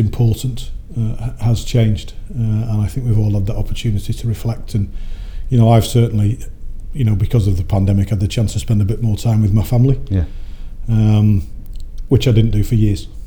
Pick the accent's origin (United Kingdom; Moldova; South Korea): United Kingdom; Warrington, North West England; I grew up in Warrington between the Manchester Ship Canal and the Bridgewater Canal